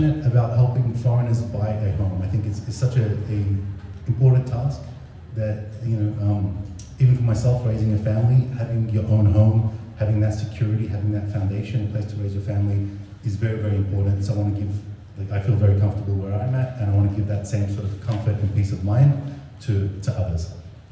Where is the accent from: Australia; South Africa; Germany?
Australia; moved away as an adult; now in Japan; I'm Australian. This May will be 20 years in Japan for me. So I came in 2003